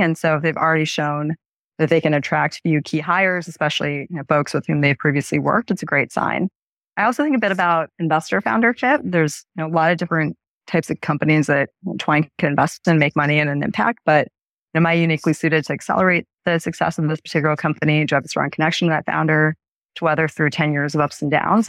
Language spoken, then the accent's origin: English; Erie, Pennsylvania, United States; also born or lived in Sri Lanka; my, my family and I emigrated from Sri Lanka at the start of that country civil war, and I grew up in Erie, Pennsylvania